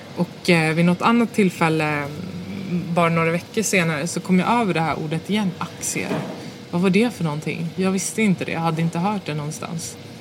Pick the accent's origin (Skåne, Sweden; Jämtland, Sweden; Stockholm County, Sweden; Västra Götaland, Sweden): Stockholm County, Sweden; Botkyrka; jag är uppväxt i Stockholmsförorten Fittja